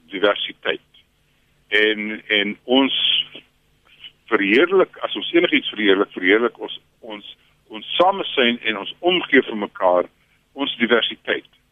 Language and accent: Afrikaans; South Africa; ek is 'n wit Afrikaner en en my mense se geskiedenis